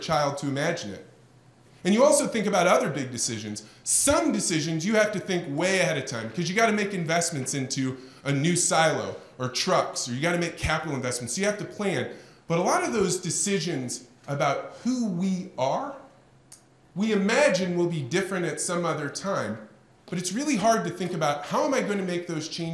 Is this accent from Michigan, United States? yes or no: no; Eureka, Illinois, United States; I am from Eureka, Illinois